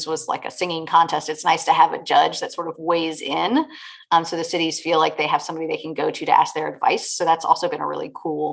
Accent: Richmond, Virginia, United States; moved away as an adult; I grew up in Richmond, Virginia, where I have just moved back to after a 20-year hiatus.

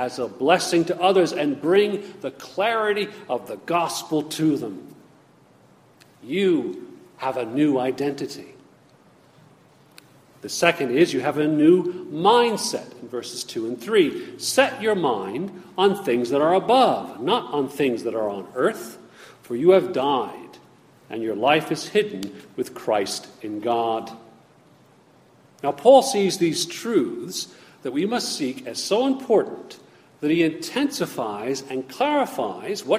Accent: United States; I am an American. I am a thankful citizen of the United States

